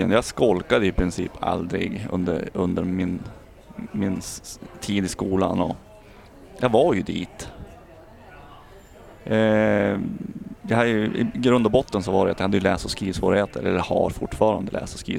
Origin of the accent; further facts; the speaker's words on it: Umeå, Västerbotten County, Sweden; född och uppvuxen här i Umeå.